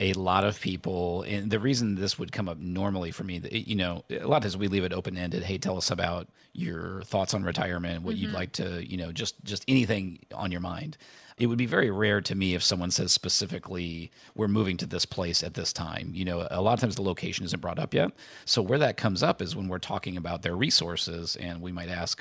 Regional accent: Indiana, United States; so I grew up in Indiana. We were not close to a real beach. The beach was Lake Michigan.

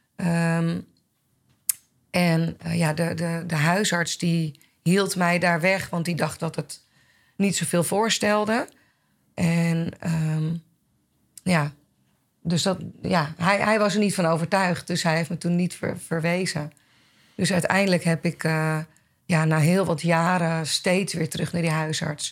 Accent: Blaricum, North Holland, Netherlands; ik kom uit Blarikum, ben opgegroeid in, eh, in het Gooi.

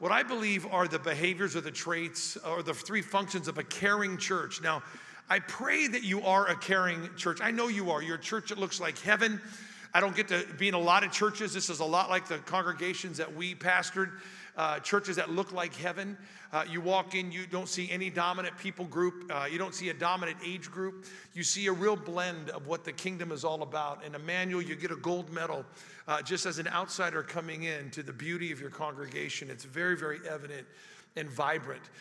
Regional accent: Spokane, Washington, United States; and I'm from Spokane, and I, I was hungry and I had to go meet somebody

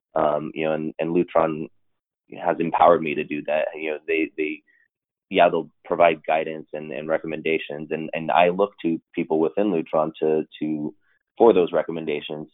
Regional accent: Los Angeles, California, United States; moved away as an adult; I grew up in Los Angeles

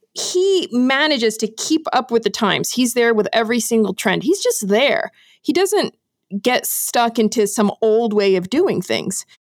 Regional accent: Brazil; first language English; I grew up in Brazil, actually. So my dad's American, my mom's Brazilian, and I grew up in Brazil

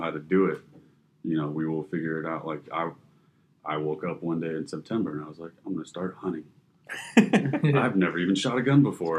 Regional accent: Fort Lauderdale, Florida, United States; I'm born and raised in Fort Lauderdale as well

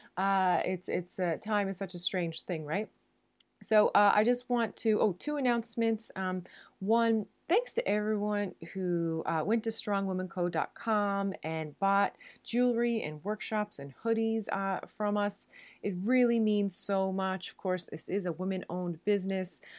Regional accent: Newfoundland and Labrador, Canada; moved away as an adult; now in Netherlands; I am a Newfoundlander and Canadian, and I'm coming to you from a city just south of Amsterdam in the Netherlands

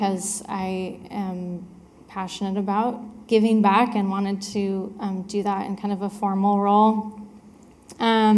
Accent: Richland, Washington, United States; also born or lived in Spokane, Washington / Alaska; I grew up here in Richland, Washington

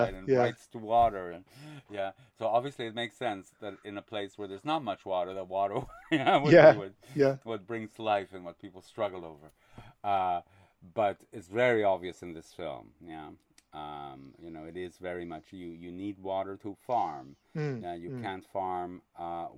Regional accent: Quebec, Canada; I grew up in Quebec

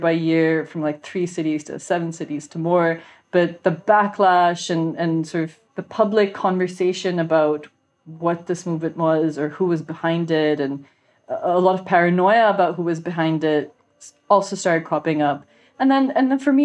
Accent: Pakistan; also born or lived in Canada; I grew up in Pakistan. I studied film in Canada. I've been working in Pakistan since about 2012 in film

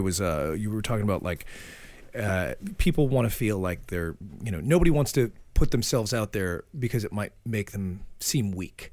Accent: Framingham, Massachusetts, United States; moved away; I'm from Framingham, Massachusetts.

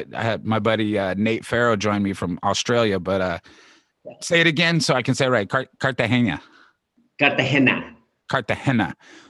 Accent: San Diego, California, United States; moved away as an adult; now in San Francisco, United States; I grew up in San Diego. And in San Diego, if you see Latinos, it's almost always Mexicans, right? It's I would say 95%, right? Then I moved to the Mission

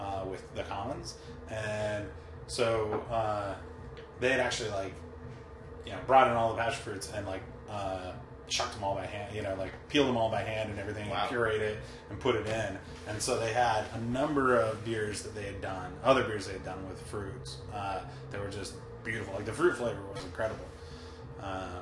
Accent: United States; as an American

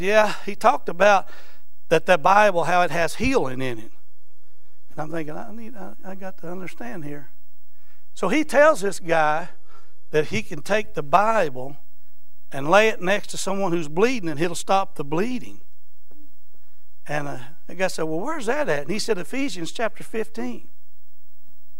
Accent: Eastern Kentucky, United States; now in Florence, United States; I'm from Eastern Kentucky

